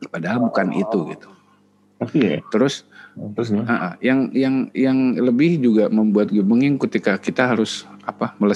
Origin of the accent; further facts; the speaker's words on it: West Java, Indonesia; mungkin kalau kebetulan gue orang Sunda, orang Sunda bukan suku Sunda ya, orang Sunda.